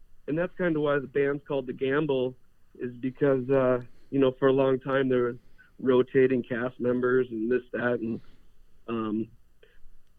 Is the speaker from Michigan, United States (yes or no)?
no; Manitowoc area, Wisconsin, United States; I grew up in a town called Baldur, so like Manitowoc area